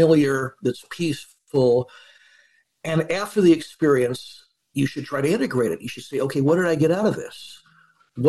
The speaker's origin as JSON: {"language": "English", "region": "California", "country": "United States", "said": "I'm a Californian."}